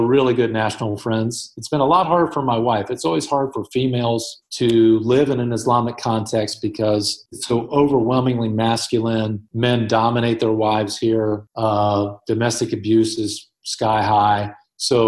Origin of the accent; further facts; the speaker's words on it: United States; moved away as an adult; Being an American citizen here